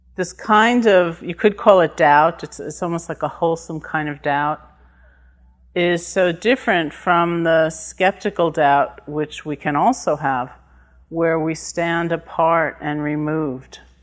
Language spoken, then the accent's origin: English; New York, United States; I'm from New York